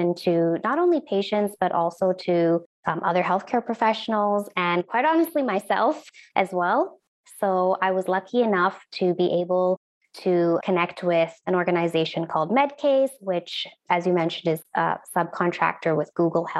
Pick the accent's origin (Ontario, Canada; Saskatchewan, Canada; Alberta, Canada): Alberta, Canada; Edmonton; also born or lived in India; I was actually born in India, and my parents and I moved to Edmonton here in Alberta when I was 5 years old, and I grew up in Edmonton